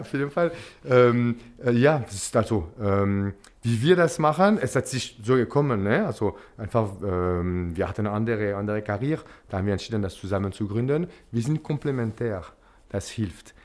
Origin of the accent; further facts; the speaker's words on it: Geneva, Switzerland; German is a second language; also born or lived in Zürich; now in Basel, Switzerland; ich komme aus, äh, aus Genf.